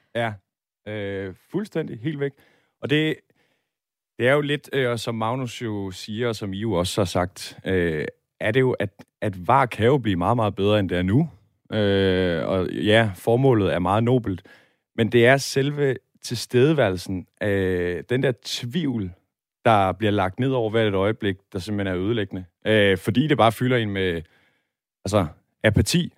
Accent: Møldrup, Central Denmark Region, Denmark; now in Aarhus, Denmark; min fødeby Møldrup

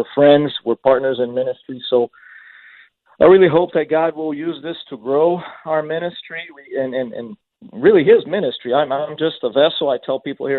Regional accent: Brazil; moved away as an adult; also born or lived in San Diego; now in Oregon, United States; I grew up in Brazil, in case our listeners there are wondering what my accent is from

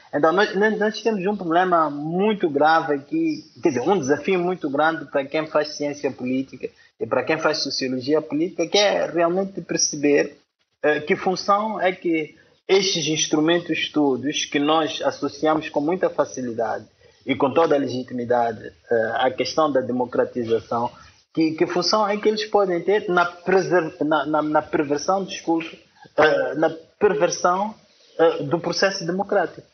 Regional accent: Xai-Xai, Gaza Province, Mozambique; moved away; Eu estou na minha cidade natal, eh, Xaixás.

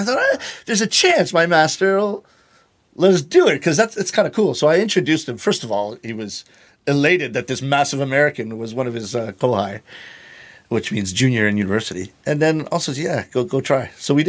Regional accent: Toronto, Ontario, Canada; moved away as an adult; now in Japan; growing up in Toronto and going to St. Michael's College School, which was my high school, half of it was Italian. So I grew up with Italian in my ears.

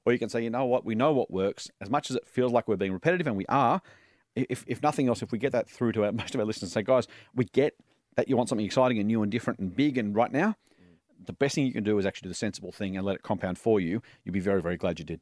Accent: New South Wales, Australia; I'm a league and union fan 'cause I grew up in New South Wales.

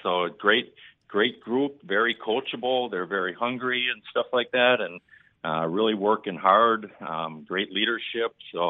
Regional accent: United States; moved away as an adult; now in Milwaukee, United States; I grew up in Eustis Ford

